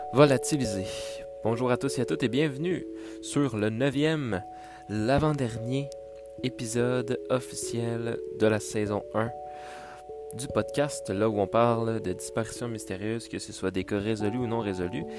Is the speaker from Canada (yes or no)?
yes; Quebec, Canada; en tant que Québécois